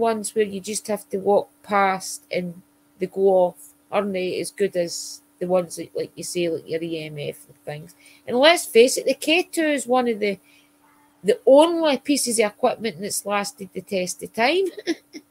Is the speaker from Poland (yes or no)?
no; Scotland, United Kingdom; I did have to apologise for being Scottish